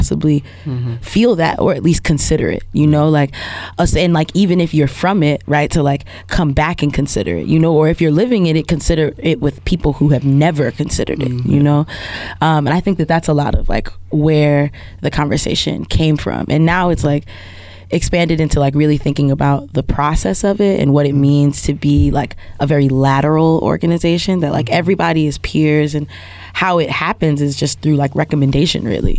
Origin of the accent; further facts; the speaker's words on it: New York City, New York, United States; moved away as an adult; now in Alabama, United States; I'm from Queens. My people are from Trinidad and Nigeria, right? But I'm only from Queens because I was born there.